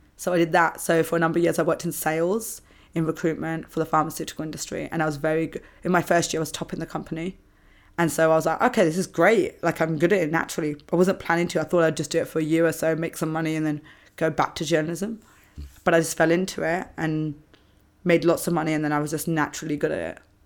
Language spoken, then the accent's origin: English; England, United Kingdom; moved away as an adult; now in Australia; growing up in England, we do, a lot of schools are Church of England